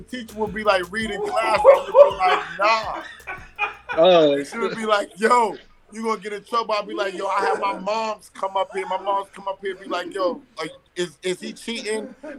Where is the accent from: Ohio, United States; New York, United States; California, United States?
New York, United States; New York City; also born or lived in Bronx / Harlem; I was born in the Bronx. raised in Queens, cultivated in Harlem.